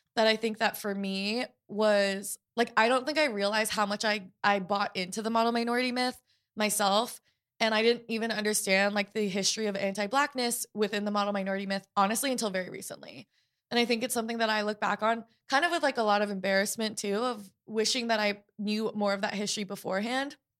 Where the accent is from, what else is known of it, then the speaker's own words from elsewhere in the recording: Portland, Oregon, United States; I was growing up in Portland, Oregon